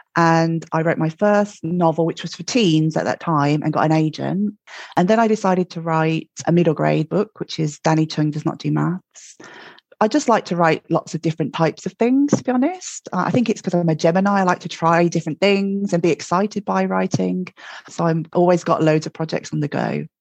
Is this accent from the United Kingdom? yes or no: yes; Birmingham, West Midlands, United Kingdom; now in Glasgow, United Kingdom; I'm in Glasgow, but I'm from Birmingham, as you can probably tell from my accent. And uh, born and bred in Birmingham, I grew up with uh, my parents, Ron and Jean